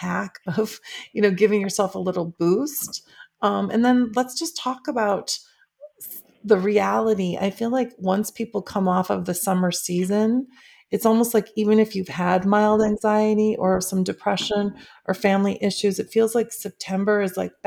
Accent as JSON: {"language": "English", "region": "Midwest", "country": "United States", "tie": "born or raised there", "moved": "yes", "lives_now": "Southern California, United States", "said": "I grew up in the Midwest"}